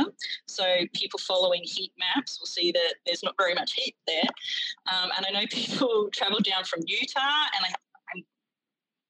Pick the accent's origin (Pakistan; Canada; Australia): Australia; now in United States; as an Australian watcher